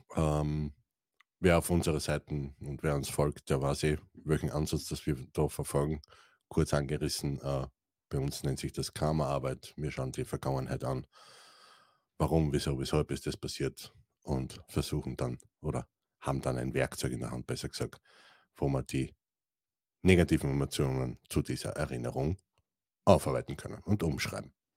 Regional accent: Styria, Austria; ich komme aus der St. Eiermark, einem wunderschönen Österreich

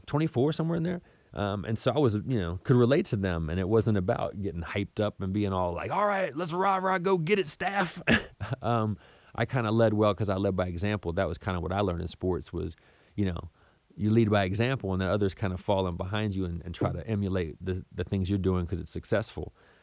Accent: Southern United States, United States; And I was raised in the South pretty much my whole life in different places around the South.

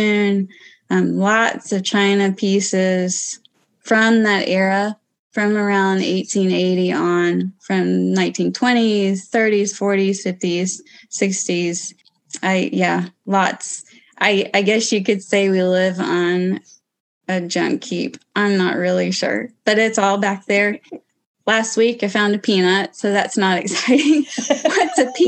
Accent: Kentucky, United States; now in Illinois, United States; I grew up in Kentucky

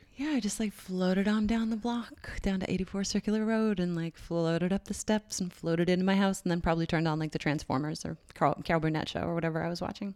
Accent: St. John's, Newfoundland and Labrador, Canada; moved away; I gr, uh, grew up there from the age of three. My family moved there when I was little. And, uh, yeah, so Saint John's, Newfoundland

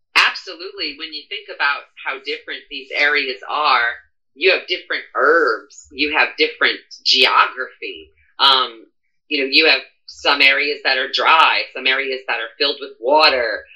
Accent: New Orleans, Louisiana, United States; I'm born and raised in New Orleans

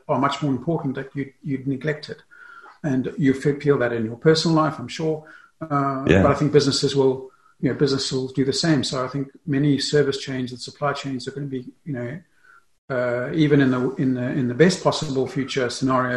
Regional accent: South Africa; also born or lived in England; now in Germany; I grew up in South Africa. So I live in Germany.

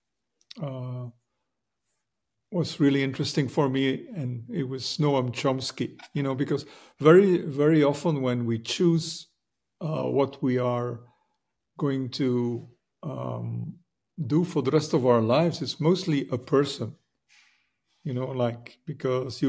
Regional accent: Belgium; moved away as an adult; now in United States; I grew up in Belgium, you know, in Europe

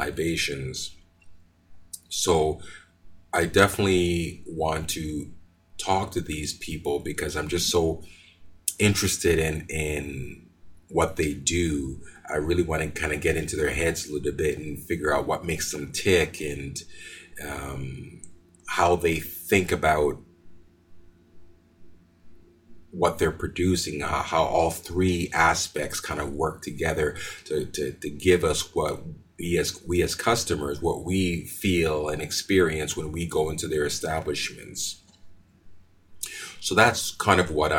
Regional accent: Montreal, Quebec, Canada; moved away as an adult; also born or lived in Jamaica; now in Calgary, Canada; I was born in Jamaica. My father brought me and my mother to Canada in 1974. And I've been living in Montreal, Quebec since then up until 1997

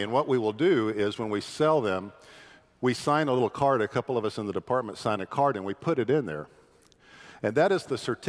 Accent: Independence, Kansas, United States; moved away; also born or lived in Topeka, Kansas / Winfield, Kansas; you're looking at a guy who was born in the state capital of Kansas, whose dad served as a state trooper in this state, and I grew up in Independence and then went to high school and college in Winfield

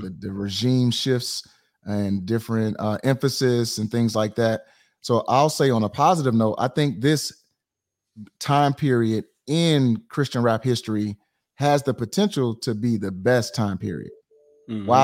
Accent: St. Louis, Missouri, United States; I am from Saint Louis, Missouri

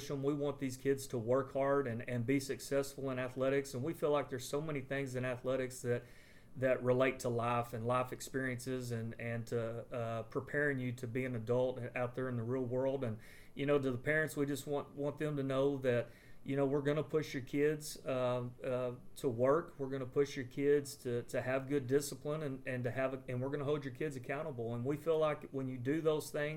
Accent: Comanche, Texas, United States; moved away as an adult; also born or lived in Wellington, Texas / Falls City, Texas / Merkel, Texas / Stamford, Texas; now in Brady, United States; I'm originally from Commanche, Texas

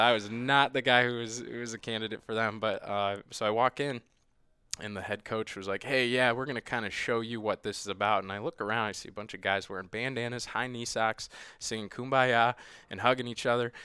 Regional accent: Midwest, United States; I'm from the Midwest

